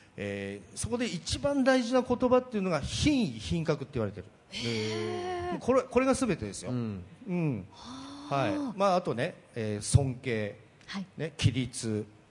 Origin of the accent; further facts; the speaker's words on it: Akita, Japan; 秋田県の小川市で、ね、本家の長男で生まれ育った